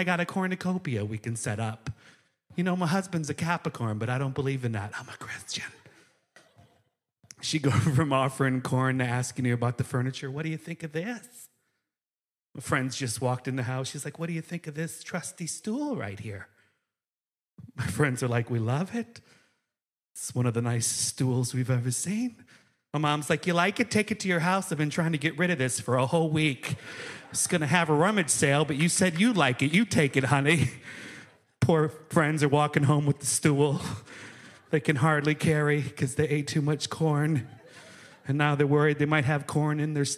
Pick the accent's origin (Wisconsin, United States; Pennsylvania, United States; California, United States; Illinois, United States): Wisconsin, United States; Racine; moved away; I grew up in Racine, Wisconsin is where I'm originally from